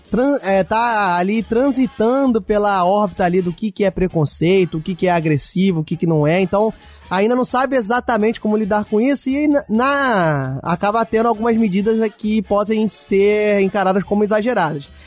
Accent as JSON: {"language": "Portuguese", "region": "Rio de Janeiro", "country": "Brazil", "said": "eu vou botar aqui minha opinião como carioca."}